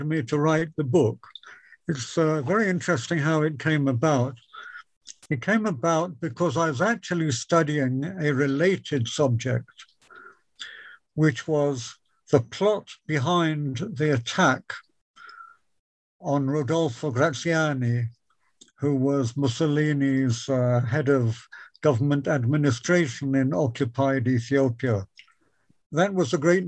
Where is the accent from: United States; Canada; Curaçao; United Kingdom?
United Kingdom; Wisbech, East of England; I grew up in Wisbeach and I attended the ancient Wisbeach Grammar School